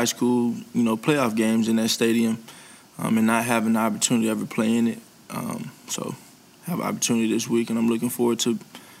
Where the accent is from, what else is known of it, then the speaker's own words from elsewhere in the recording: Houston, Texas, United States; moved away; My childhood, growing up in Houston, going to watch the Texans play, being in the Texans facility as a kid